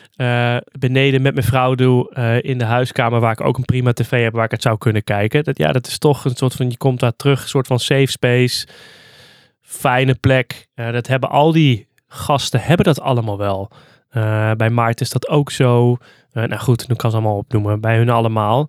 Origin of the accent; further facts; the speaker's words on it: Hardenberg, Overijssel, Netherlands; now in Zwolle, Netherlands; ik ben dus opgegroeid in Hardenberg